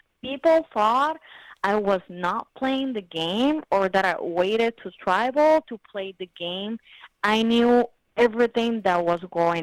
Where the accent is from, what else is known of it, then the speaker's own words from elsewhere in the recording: Puerto Rico; I'm from Puerto Rico. I'm Puerto Rican